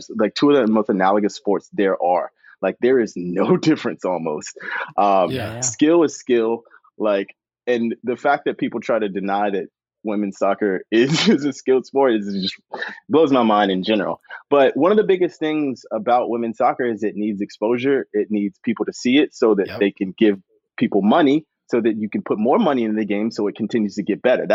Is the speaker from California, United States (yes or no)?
no; Chapel Hill, North Carolina, United States; I grew up in Chapel Hill, so I grew up in the home of like women's soccer